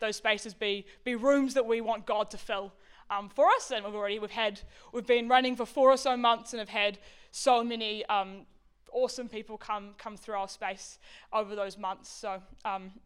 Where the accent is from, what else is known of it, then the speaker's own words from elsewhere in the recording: Auckland, New Zealand; moved away as an adult; now in Wellington, New Zealand; I grew up in West Auckland.